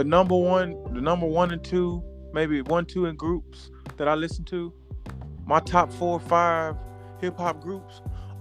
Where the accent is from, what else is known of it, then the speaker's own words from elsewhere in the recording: the South, United States; I'm from the South.